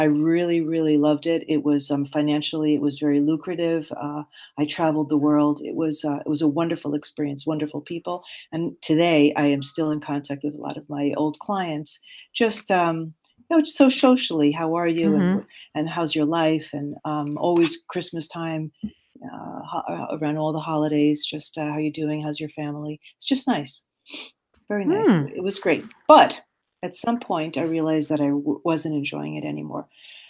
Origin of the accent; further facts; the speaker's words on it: New York, United States; born there; moved away; also born or lived in Belgium / Switzerland; So I was born in New York, and I moved after my parents' divorce to Europe, first to Belgium, and then many years in Switzerland, where I was educated.